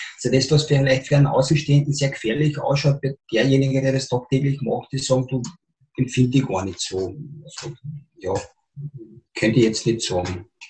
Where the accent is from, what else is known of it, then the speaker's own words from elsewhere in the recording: Spittal an der Drau, Carinthia, Austria; Ich bin ein Spitaler. Ja. Ich bin im Spital geboren, aufgewachsen und Schule gegangen